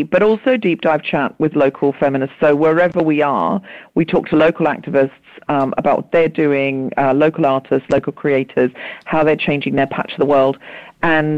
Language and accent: English; Australia; now in United Kingdom; I was raised in Australia